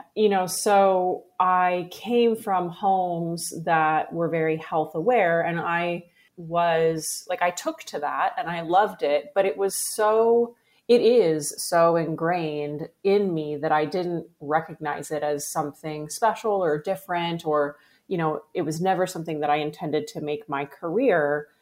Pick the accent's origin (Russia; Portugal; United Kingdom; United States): United States; Pacific Northwest; I grew up in the Pacific Northwest, uh, on a farm primarily